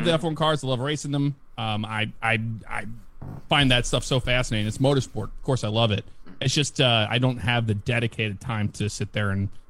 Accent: St. Louis, Missouri, United States; I'm from St. Louis. Cardinals, and yeah, that's my hometown.

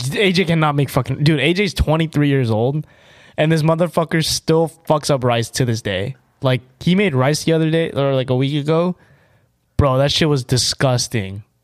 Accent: United States; I am an American

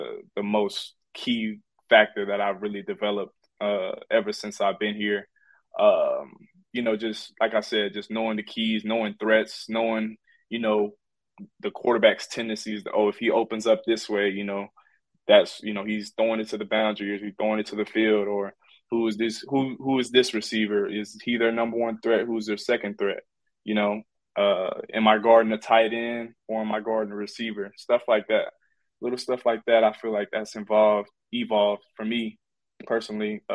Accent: Houston, Texas, United States; We in Houston, my hometown

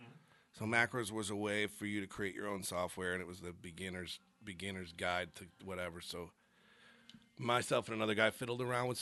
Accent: Rochester, New York, United States; moved away as an adult; also born or lived in Dayton, Ohio; I'm from Rochester, New York, which is upstate, almost on the Canadian border

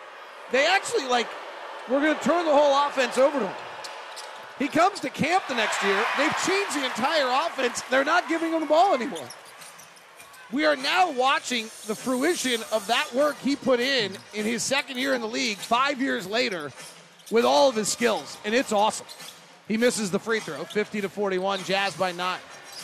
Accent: Utah, United States; since we're from Utah

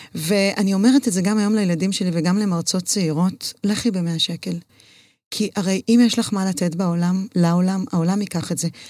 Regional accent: Herzliya, Tel Aviv District, Israel; also born or lived in Jerusalem / London, United Kingdom; אני גדלתי בהרצליה, בבית ספר חילוני

